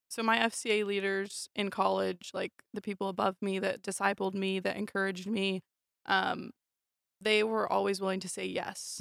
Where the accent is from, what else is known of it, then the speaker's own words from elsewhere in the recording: Vancouver, Washington, United States; moved away as an adult; now in Kelso, United States; I'm actually from Vancouver, Washington